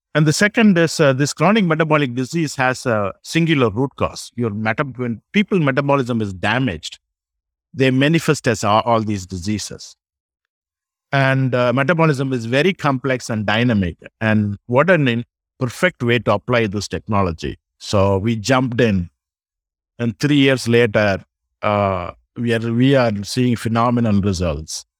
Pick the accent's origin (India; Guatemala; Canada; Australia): India; South India; moved away as an adult; now in United States; I grew up in South India. I came to U S thirty years ago.